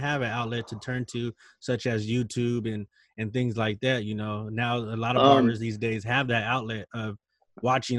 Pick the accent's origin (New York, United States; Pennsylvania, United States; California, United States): California, United States; Stockton; I'm from Stockton, you know, I'm from the hood.